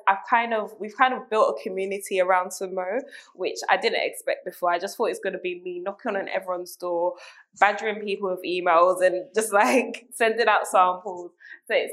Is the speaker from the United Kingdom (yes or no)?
yes; London, United Kingdom; I'm very East London. I grew up in London